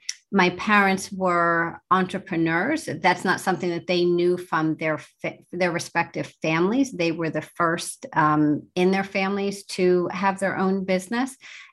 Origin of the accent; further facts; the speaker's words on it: New Jersey, United States; also born or lived in East Lansing; I grew up in mostly in New Jersey, and that's what I remember, sort of by way of East Lansing, Michigan, when my parents were at Michigan State doing their graduate work.